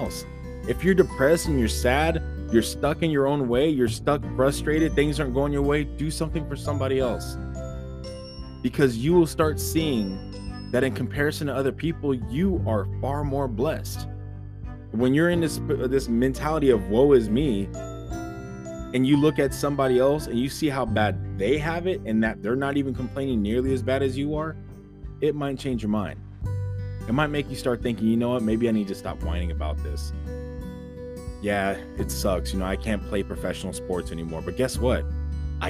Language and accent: English; United States; we're American